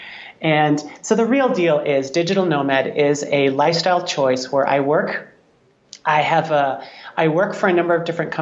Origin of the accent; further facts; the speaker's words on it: Wisconsin, United States; I grew up in Wisconsin